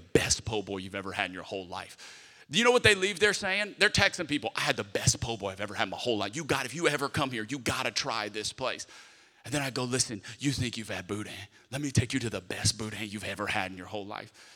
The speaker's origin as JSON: {"language": "English", "town": "Lafayette", "region": "Louisiana", "country": "United States", "tie": "born or raised there", "moved": "yes", "said": "my hometown of Lafayette, Louisiana"}